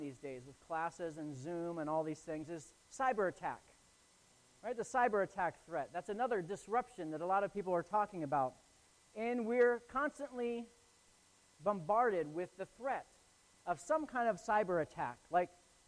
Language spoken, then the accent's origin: English; Northeast Ohio, United States; now in Falmouth, United States; I grew up in Northeast Ohio, where we get feet and feet of snow, just tons of snow